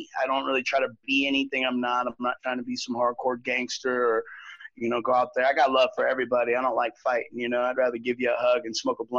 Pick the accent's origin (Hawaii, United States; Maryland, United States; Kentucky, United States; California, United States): California, United States; Los Osos; also born or lived in Lompoc, California; I have a couple places I call my hometown, so Los Sosos being one of them. It's where I went to school, it's where I grew up.